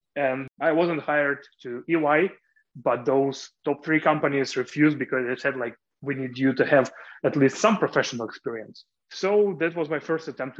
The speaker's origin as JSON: {"language": "English", "region": "Kyiv", "country": "Ukraine", "tie": "born or raised there", "said": "I was born in Kiev in the medical dynasty."}